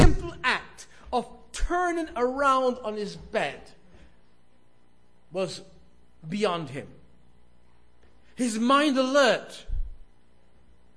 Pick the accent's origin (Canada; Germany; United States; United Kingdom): United Kingdom; London; moved away; I was a boy growing up in South London, England